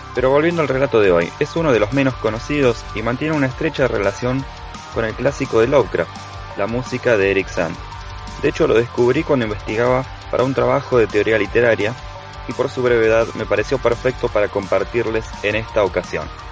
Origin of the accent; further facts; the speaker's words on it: Bahía Blanca, Buenos Aires Province, Argentina; soy de Bahía Blanca